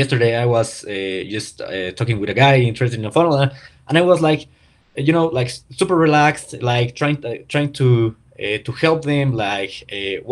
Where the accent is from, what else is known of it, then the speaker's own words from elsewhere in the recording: Pachuca, Hidalgo, Mexico; English is a second language; I'm Mexican, that I don't, that English is not my first language